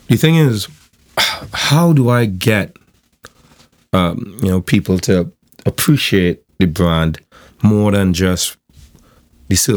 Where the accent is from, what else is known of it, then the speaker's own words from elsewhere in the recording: South Trinidad, Trinidad & Tobago; I'm from South, so I don't come from like the CIC or the QRC or one of those circles.